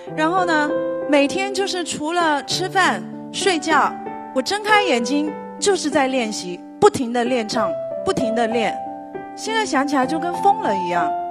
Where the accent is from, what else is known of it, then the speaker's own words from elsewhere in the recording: Fuding, Fujian, China; 我的家乡是在福建，我出生在一个，呃，福建的一个小镇上，它是在福鼎市的晴雨镇，它最早的时候是一个小岛屿